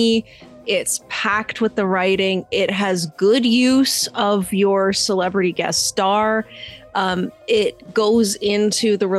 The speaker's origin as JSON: {"language": "English", "country": "Canada", "said": "we're Canadian"}